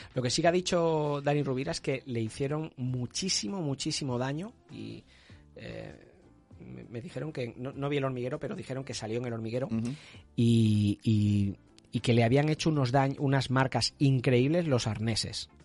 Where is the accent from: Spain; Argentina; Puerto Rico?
Spain; Catalonia; Que somos catalanes